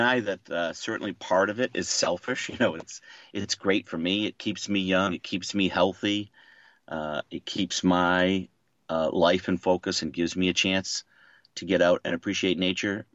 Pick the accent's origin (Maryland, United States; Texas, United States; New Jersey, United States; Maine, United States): Maine, United States; moved away as an adult; also born or lived in Boston, Massachusetts; now in Boston area, United States; I grew up in Maine, so I was a little bit more exposed to the outdoors than I was going to college in Boston